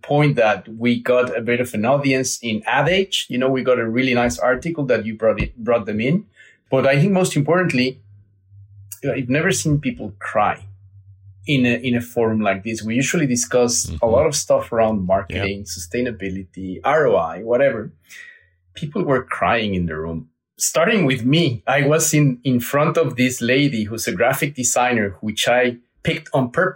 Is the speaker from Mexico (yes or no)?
yes; Mexico City, Mexico; I was born and raised in Mexico City with my mom and my dad